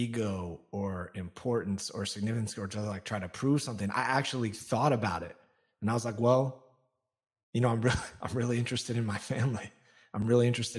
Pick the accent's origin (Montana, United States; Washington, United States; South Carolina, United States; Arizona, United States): Washington, United States; Olympia; I was born outside of Seattle in Olympia, Washington